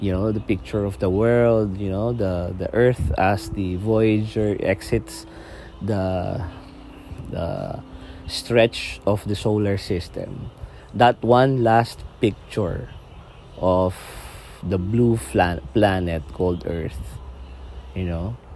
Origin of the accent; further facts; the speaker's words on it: Philippines; sa amin sa Philippines, dito sa Philippines sa atin, no?